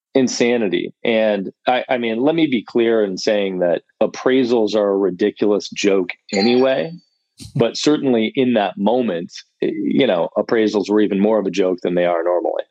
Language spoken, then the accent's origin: English; Ann Arbor, Michigan, United States; moved away as an adult; also born or lived in Indiana; now in Austin, United States; I'm from Michigan, from Ann Arbor, okay. Michigan originally, moved to Austin about six years ago